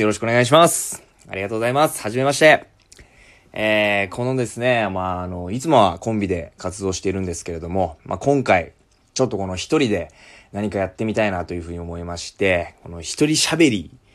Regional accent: Amami, Kagoshima, Japan; 私はですね、鹿児島県の奄美大島というところ出身

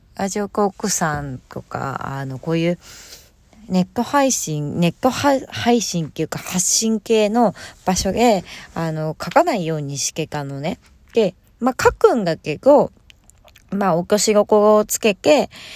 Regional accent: Hokkaido, Japan; moved away; 地元北海道

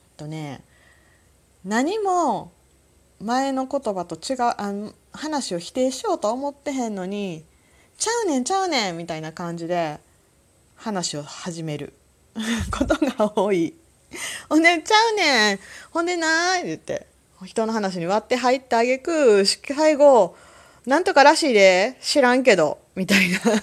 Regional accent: Kansai, Japan; accent: Kansai-ben; 生まれ育った関西

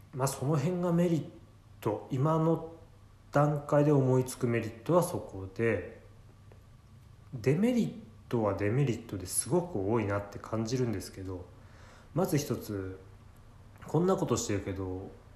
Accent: Ibaraki, Japan; accent: Ibaraki dialect; 自分なんか茨城の生まれなので

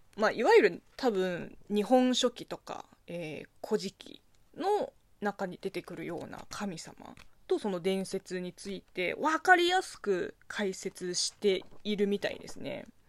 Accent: China; moved away; 中国生まれ中国育ちの私

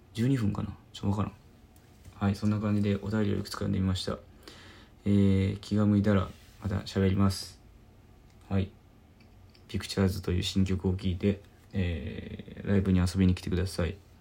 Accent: Osaka, Japan; 僕の地元大阪

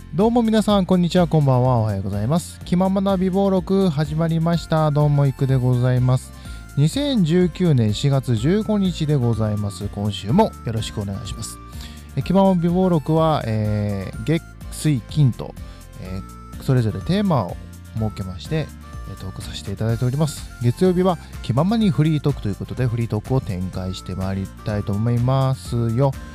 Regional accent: Fukui, Japan; 地元の福井

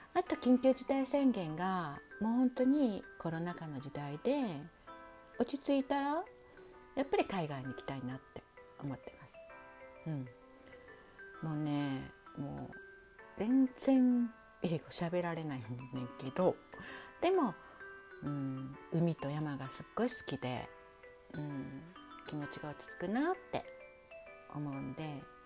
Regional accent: Kansai, Hyogo, Japan; accent: Kansai dialect mixed with standard Japanese; also born or lived in Osaka; 関西人の関西兵庫県生まれ

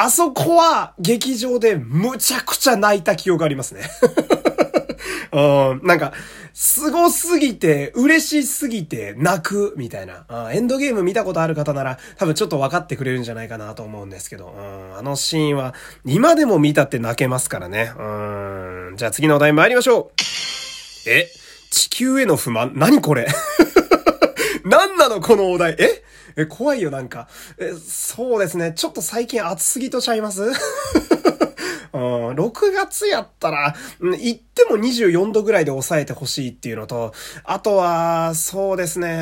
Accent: Fukui, Japan; 私の地元の福井県はですね

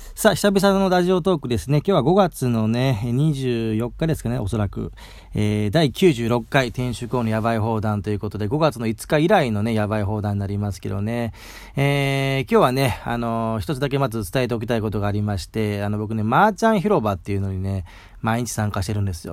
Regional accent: Mie, Japan; 僕三重県出身なんですけど

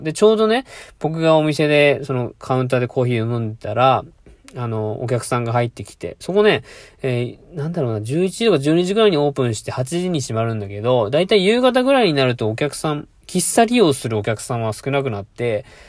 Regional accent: Fukuoka, Japan; born or raised there; now in Mie, Japan

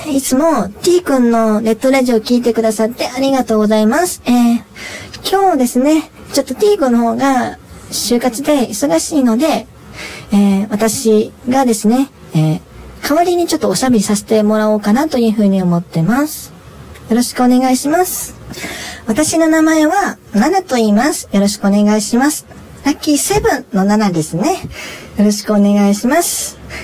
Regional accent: Itami, Hyogo, Japan; 私も、あの、地元が関西の方でして、えー、まあ、兵庫県の、えー、伊丹市出身です。

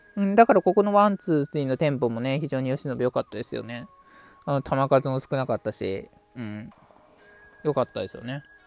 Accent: Mie, Japan; わわ私出身のね、三重県出身の

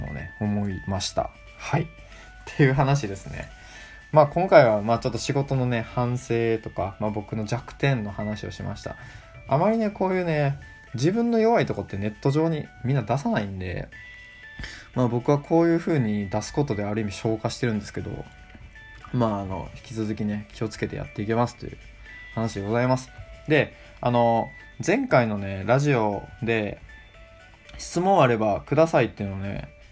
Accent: Kochi, Japan; also born or lived in Chiba Prefecture; now in Chiba, Japan; 僕は高知県でま生まれ育って

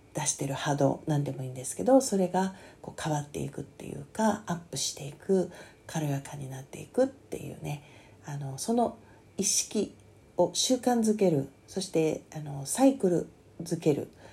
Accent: Kanagawa, Japan; 私は神奈川県民ですけども

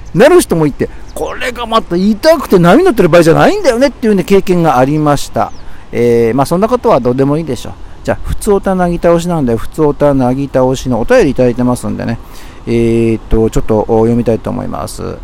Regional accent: Tokyo, Japan; 僕は東京生まれなんだけど

